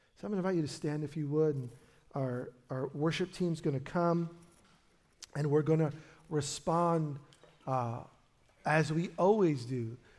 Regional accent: New York City, New York, United States; now in Portland, United States; we were born in the same hospital in, in Brooklyn

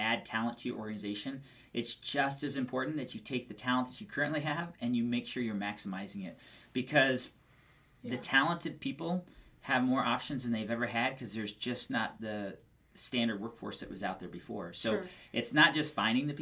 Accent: Albuquerque, New Mexico, United States; moved away as an adult; now in Phoenix, United States; born and raised in Albuquerque, New Mexico, moved out here to Phoenix, Arizona about 12 years ago.

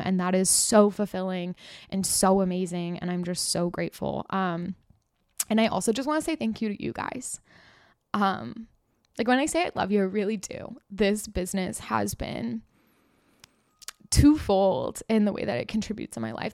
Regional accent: California, United States; I grew up in California

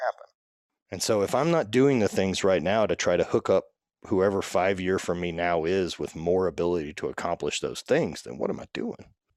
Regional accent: Louisiana, United States; growing up in the South and being in Louisiana and everything my entire life

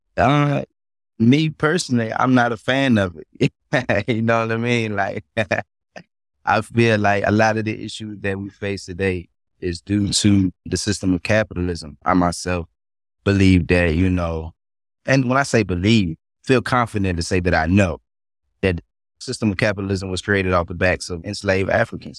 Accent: North Carolina, United States; born and raised in North Carolina

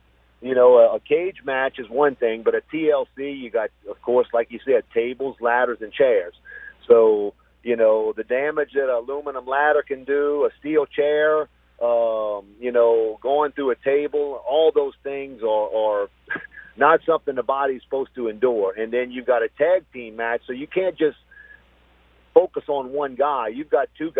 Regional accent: Morgan City, Louisiana, United States; I'm in my hometown

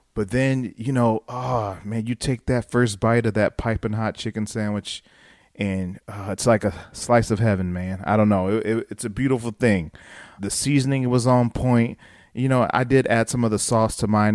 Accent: Dayton, Ohio, United States; me growing up in Ohio, in Dayton

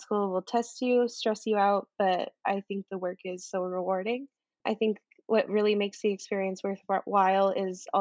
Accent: Brochet, Manitoba, Canada; I'm Woodland Cree from Brochet, Manitoba

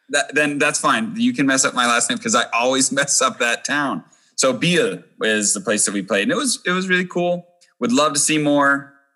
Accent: Erie, Pennsylvania, United States; I am from Erie, Pennsylvania, which is not necessarily any place that people have heard of around the world

